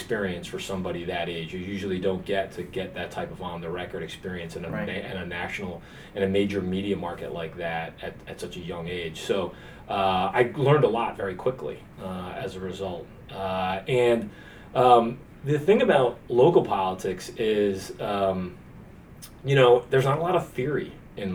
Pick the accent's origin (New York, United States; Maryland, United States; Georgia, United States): New York, United States; Yonkers; I grew up in Yonkers, New York